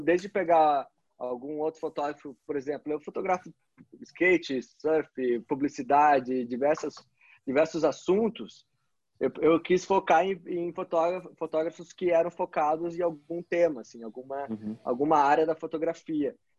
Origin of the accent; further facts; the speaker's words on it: Brazil; also born or lived in Curitiba; como brasileiro